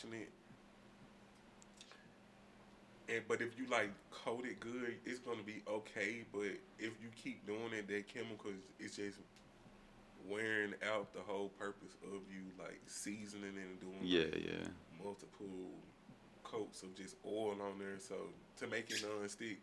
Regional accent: Memphis, Tennessee, United States; I'm from Memphis, so we big on sauces and just flavors

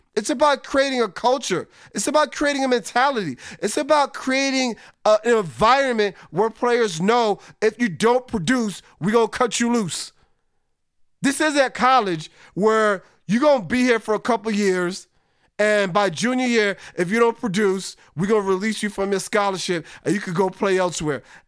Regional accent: New York, United States; I'm a New Yorker.

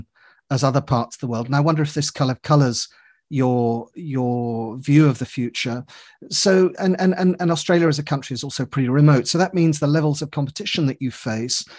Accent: England, United Kingdom; I say that as an Englishman

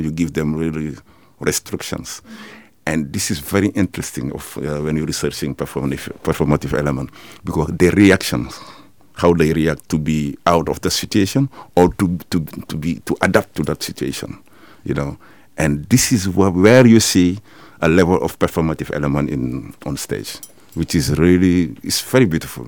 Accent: Senegal; moved away as an adult; now in Netherlands; I'm from Senegal

